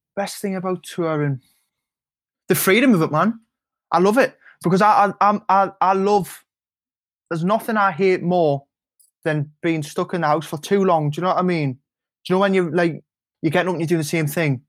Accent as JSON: {"language": "English", "town": "Newcastle upon Tyne", "region": "North East England", "country": "United Kingdom", "said": "When you drive back over the Tyne Bridge and you come back home"}